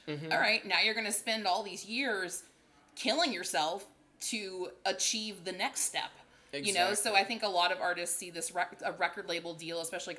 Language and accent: English; Virginia, United States; moved away as an adult; also born or lived in Nashville, Tennessee; now in West Hollywood, United States; I was raised in Virginia. I grew up in Nashville